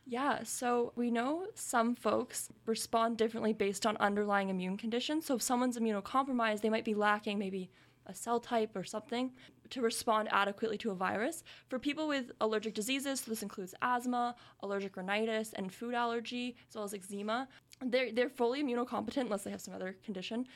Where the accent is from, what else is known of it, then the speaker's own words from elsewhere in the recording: Kingston, Ontario, Canada; moved away; I'm from Kingston